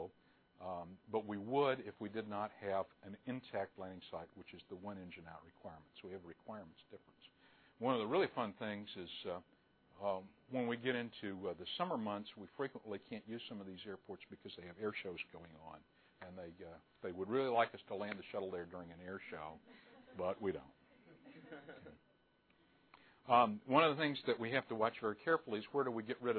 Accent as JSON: {"language": "English", "region": "New Mexico", "country": "United States", "tie": "born or raised there", "said": "I grew up in New Mexico in the 1970s."}